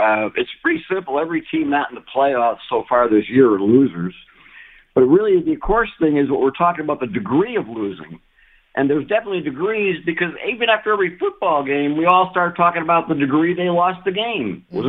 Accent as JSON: {"language": "English", "region": "Ohio", "country": "United States", "tie": "born or raised there", "moved": "yes", "lives_now": "North Carolina, United States", "said": "Well, I was born in Ohio, and then I was in Carolina when the Panthers were born."}